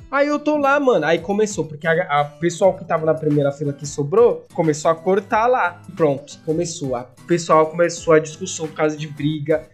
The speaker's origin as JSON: {"language": "Portuguese", "region": "São Paulo", "country": "Brazil", "said": "eu sou paulista"}